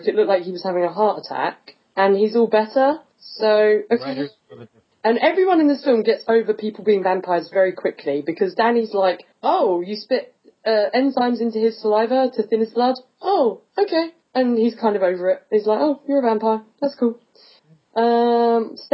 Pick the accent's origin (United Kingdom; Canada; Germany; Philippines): United Kingdom; England; I'm English